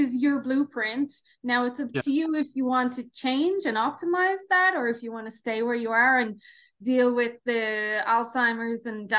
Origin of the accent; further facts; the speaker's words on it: Ireland; I've seen all angles being Irish